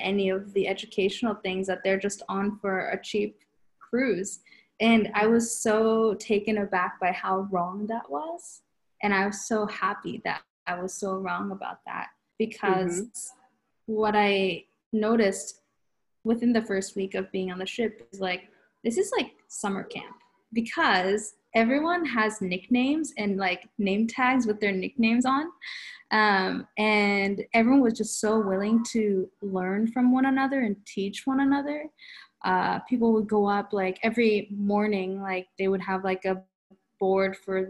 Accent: United States; now in Japan; going back to what I was saying about growing up in the United States, I never really felt too out of place. It was only after college when I came back to Japan.

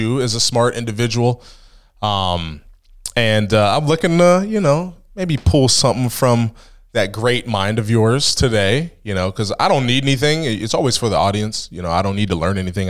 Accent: Ohio, United States; now in Pennsylvania, United States; I'm from Ohio

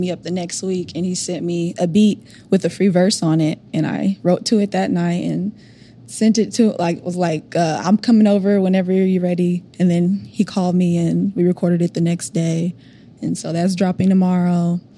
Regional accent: Oklahoma, United States; I'm from Oklahoma.

